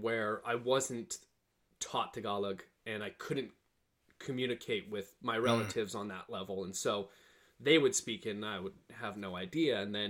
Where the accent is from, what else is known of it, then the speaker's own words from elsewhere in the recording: Edmonton, Alberta, Canada; moved away as an adult; also born or lived in Toronto; I'm originally from Edmonton. My dad's Filipino. You know, my mom's white from a farming community, like, back in the day.